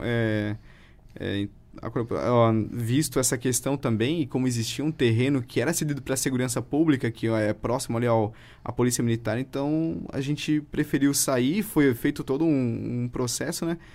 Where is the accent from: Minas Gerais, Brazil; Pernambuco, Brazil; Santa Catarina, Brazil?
Santa Catarina, Brazil; Presidente Getúlio; Sou natural aqui de Presidente Getúlio